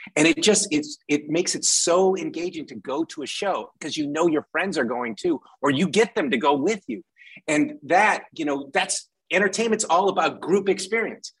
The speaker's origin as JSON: {"language": "English", "town": "Detroit", "region": "Michigan", "country": "United States", "said": "I'm from Detroit"}